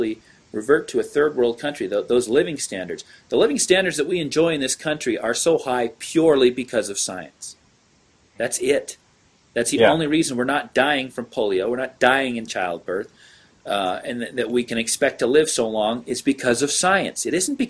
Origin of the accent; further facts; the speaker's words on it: Utah, United States; my home state of Utah